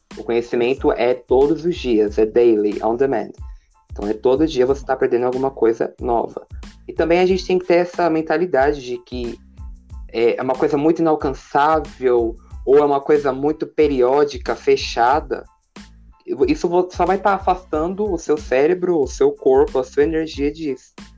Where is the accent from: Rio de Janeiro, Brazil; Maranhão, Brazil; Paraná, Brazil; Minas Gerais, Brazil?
Paraná, Brazil; now in Suzano, Brazil; moro em São Paulo, Suzano, mas eu nasci no Paraná